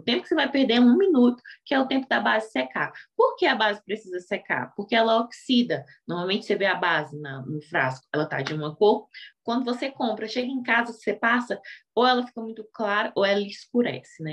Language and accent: Portuguese; Brasília, Federal District, Brazil; eu sou aqui de Brasília, dou aula para mulheres negras carentes